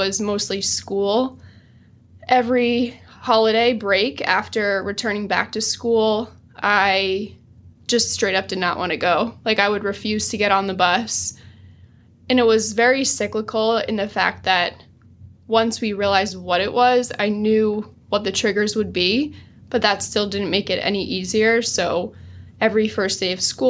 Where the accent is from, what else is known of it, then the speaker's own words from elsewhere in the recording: New Jersey, United States; I am from New Jersey, proud Jersey girl